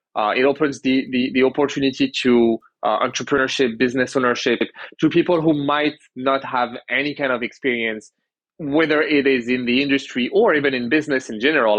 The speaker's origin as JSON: {"language": "English", "country": "France", "tie": "born or raised there", "moved": "as an adult", "lives_now": "Canada", "said": "I was born in Canada. I grew up in France. Went back to Canada uh, about ten years ago."}